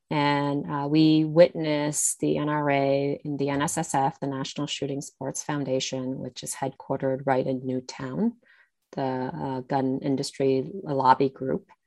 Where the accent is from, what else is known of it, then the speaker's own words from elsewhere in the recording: South Korea; now in United States; Um, in fact, I'm an immigrant from South Korea.